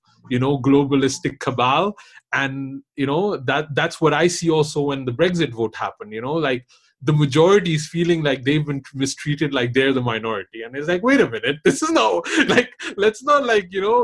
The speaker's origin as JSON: {"language": "English", "country": "Pakistan", "said": "I'm also Pakistani"}